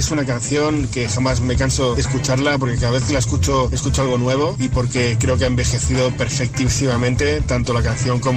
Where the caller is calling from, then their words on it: Palma, Balearic Islands, Spain; Hola familia, ¿cómo estáis? Soy … de Palma de Mallorca.